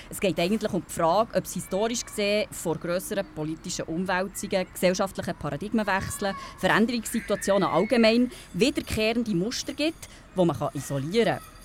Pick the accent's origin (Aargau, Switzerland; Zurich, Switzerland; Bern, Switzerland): Bern, Switzerland; Ich bin hier in Bern aufgewachsen, im Breitsch.